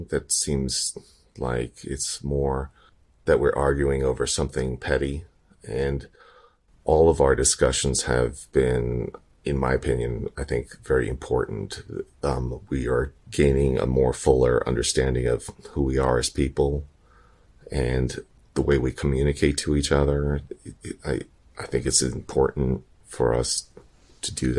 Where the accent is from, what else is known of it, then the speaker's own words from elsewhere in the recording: New York, United States; I grew up in New York